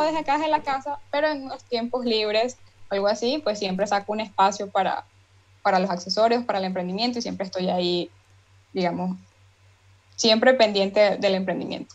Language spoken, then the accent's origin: Spanish; Barinas, Venezuela; yo soy de Barinas, Venezuela